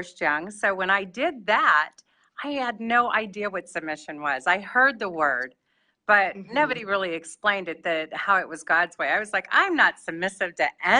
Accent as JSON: {"language": "English", "town": "Locust Grove", "region": "Virginia", "country": "United States", "said": "I'm from Locust Grove, Virginia."}